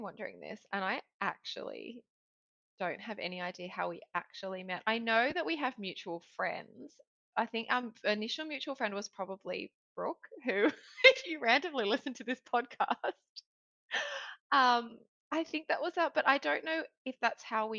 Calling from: Sydney, New South Wales, Australia; So life update, I am tuning in from Sydney and it's 8 o'clock here.

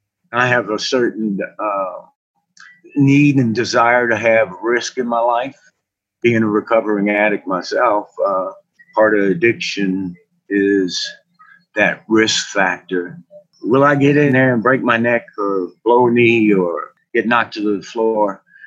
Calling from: Lafayette, Louisiana, United States; I'm reporting from Lafayette, Louisiana.

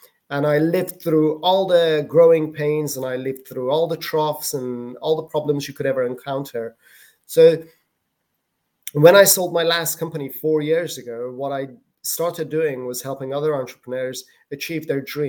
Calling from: Malaga, Andalusia, Spain; From Spain. This is where I live. South of Spain, Malaga.

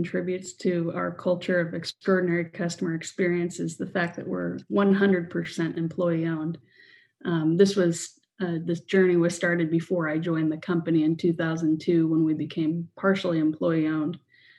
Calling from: Kansas City, Missouri, United States; From Kansas City.

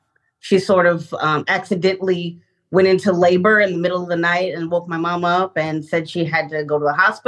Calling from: Omaha, Nebraska, United States; I'm in Omaha, Nebraska.

